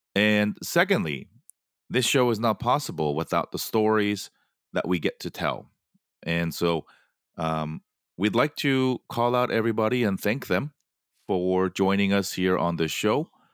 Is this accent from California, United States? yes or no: yes; Los Angeles, California, United States; my hometown of Los Angeles